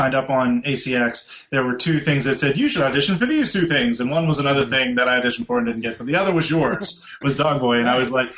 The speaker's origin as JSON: {"language": "English", "town": "Pittsburgh", "region": "Pennsylvania", "country": "United States", "tie": "born or raised there", "said": "I grew up in Pittsburgh, so you know, Kennywood was where I went to every summer"}